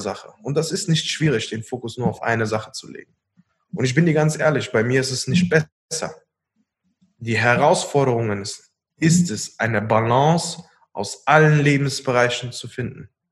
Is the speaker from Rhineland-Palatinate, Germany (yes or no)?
yes; Koblenz, Rhineland-Palatinate, Germany; Wir kommen hier aus Koblenz